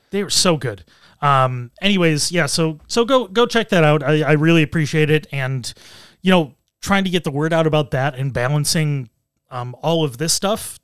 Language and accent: English; United States; being American